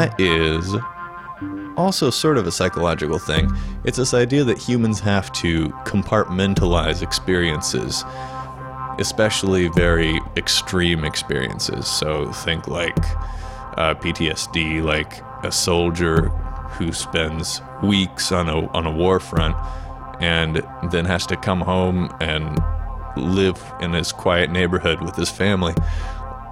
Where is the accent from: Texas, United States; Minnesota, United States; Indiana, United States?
Indiana, United States; I'm originally from Indiana